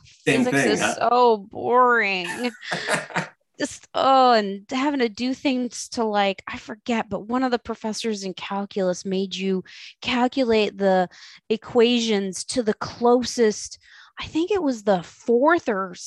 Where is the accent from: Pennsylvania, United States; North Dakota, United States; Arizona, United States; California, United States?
Pennsylvania, United States; also born or lived in Vermont; I'm from Pennsylvania